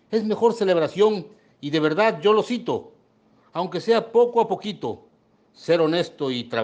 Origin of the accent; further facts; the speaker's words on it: Mexico; Esta es la celebración del grito de independencia en mi país, México.